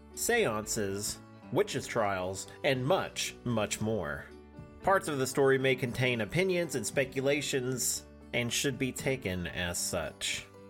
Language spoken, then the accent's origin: English; Oklahoma, United States; I'm an Oklahoman